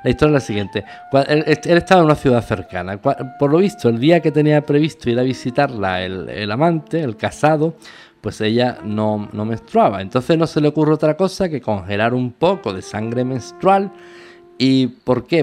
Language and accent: Spanish; Andalusia, Spain; Yo soy andaluz del sur de España